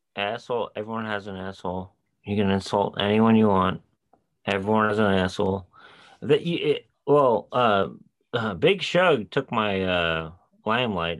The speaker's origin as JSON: {"language": "English", "region": "New York", "country": "United States", "said": "we're from New York"}